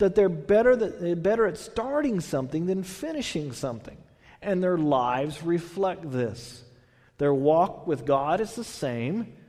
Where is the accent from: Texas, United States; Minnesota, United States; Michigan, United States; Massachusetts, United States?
Texas, United States; now in California, United States; I'm from Texas.